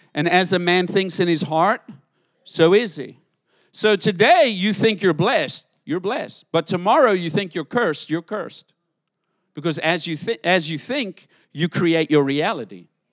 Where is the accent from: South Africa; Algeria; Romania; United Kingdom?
South Africa; now in United States; I grew up in South Africa, different world to live in.